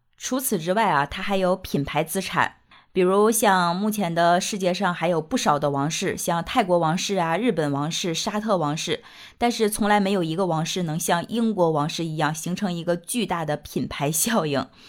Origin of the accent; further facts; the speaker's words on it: China; 我们中国人